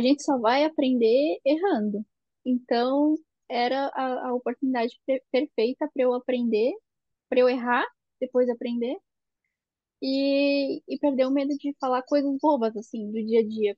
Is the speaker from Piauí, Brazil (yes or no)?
no; Blumenau, Santa Catarina, Brazil; moved away as an adult; now in Germany; a gente é de Blumenau, em Santa Catarina